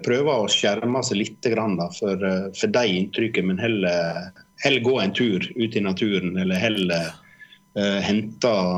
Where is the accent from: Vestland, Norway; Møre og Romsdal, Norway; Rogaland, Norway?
Vestland, Norway; Årdalstangen; now in Oslo, Norway; når jeg vokste opp oppe på Sletterust eller Tyen og, altså, med vidde